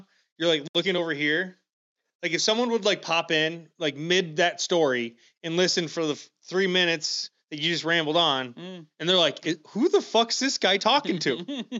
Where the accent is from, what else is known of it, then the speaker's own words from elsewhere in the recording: Dubuque, Iowa, United States; born there; I was born in Dubuque. Am I from Dubuque?